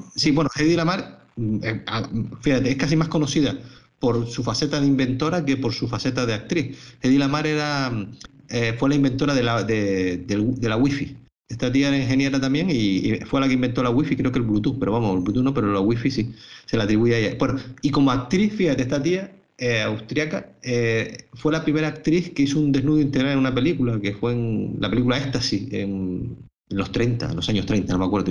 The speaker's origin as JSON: {"language": "Spanish", "region": "Canary Islands", "country": "Spain", "said": "unos canarios, como, somos nosotros tres"}